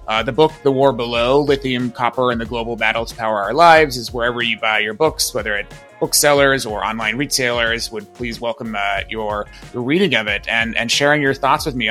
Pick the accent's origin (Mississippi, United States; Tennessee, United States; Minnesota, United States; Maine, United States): Maine, United States; I grew up in Maine